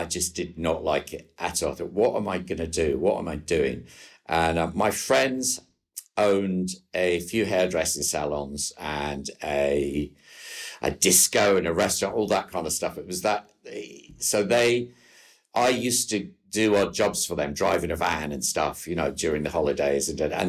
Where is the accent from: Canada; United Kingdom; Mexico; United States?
United Kingdom; New Cumnock, Scotland; I'm from a little coal mining village called Newcomnock, which is about 50 miles south of Glasgow.